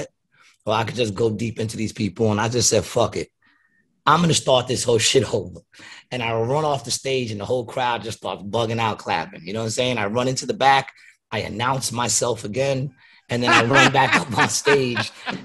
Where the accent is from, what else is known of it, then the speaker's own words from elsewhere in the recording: New York City, New York, United States; I was from Queens